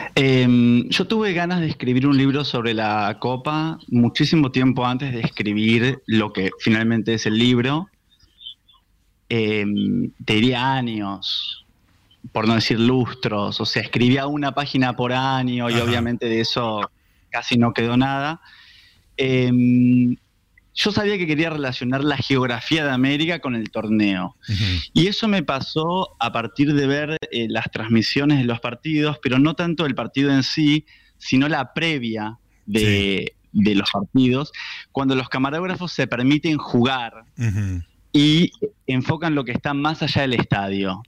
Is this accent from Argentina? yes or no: yes; Buenos Aires, Argentina; los argentinos